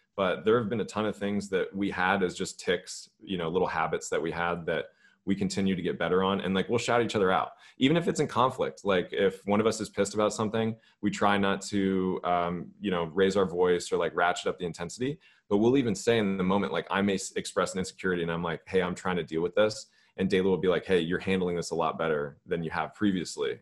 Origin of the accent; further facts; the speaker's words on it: Los Angeles, California, United States; moved away; also born or lived in Georgia; I grew up in Los Angeles